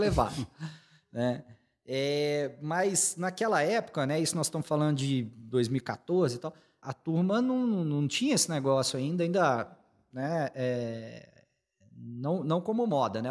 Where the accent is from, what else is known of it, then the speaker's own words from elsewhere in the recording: Belo Horizonte, Minas Gerais, Brazil; moved away as an adult; also born or lived in São José dos Campos / Rio de Janeiro; eu sou, sou mineiro, sou daqui de, de BH